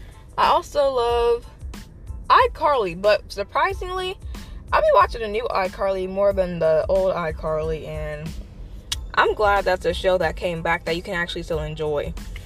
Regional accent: United States; On my dad's side of the family, I'm a first generation American. Okay, so he's from Ghana and Togo, right on that border. So like on his side of the family, I'm like the only one in America, the only one that's American.

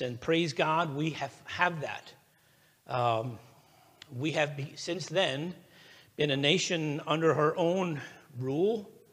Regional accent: United States; I am an American

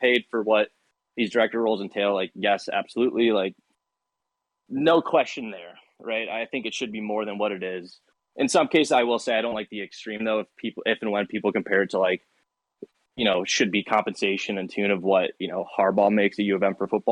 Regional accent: Michigan, United States; moved away as an adult; also born or lived in Seattle; I'm from Michigan

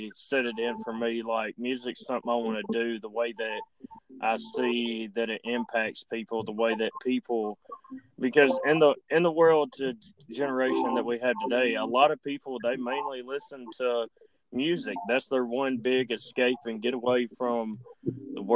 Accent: Andalusia, Alabama, United States; I was born and raised in Andalusia, Alabama

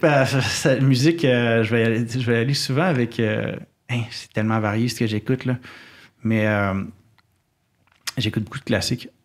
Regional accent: Quebec City, Quebec, Canada; j'ai grandi euh, à Québec, puis la forêt est à 15 minutes

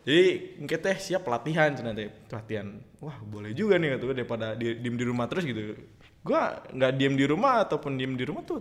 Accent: Karawang, West Java, Indonesia; born there; gue lahir di Karawang 21 Juli 2002

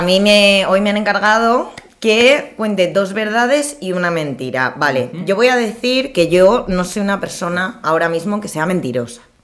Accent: Villafranca del Castillo, Community of Madrid, Spain; soy de Villafranca del Castillo.

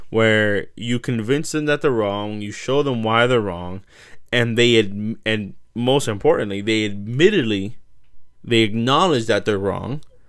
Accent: United States; as an American

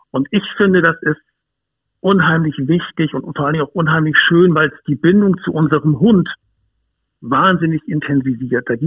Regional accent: Hamburg, Germany; ich bin aufgewachsen in Hamburg, ähm, im, im östlichen Speckgürtel von Hamburg. Da ist es relativ grün, was viele vielleicht gar nicht wissen oder ahnen.

